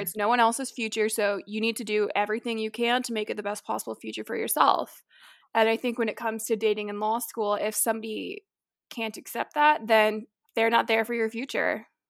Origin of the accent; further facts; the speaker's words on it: Tampa, Florida, United States; moved away; I'm originally from Tampa, Florida, so like Madison, I am also a Florida girl